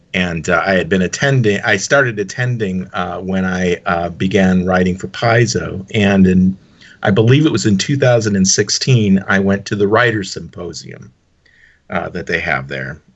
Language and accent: English; Dearborn, Michigan, United States; I grew up in uh, I mentioned Dearborn, Michigan, suburb of Detroit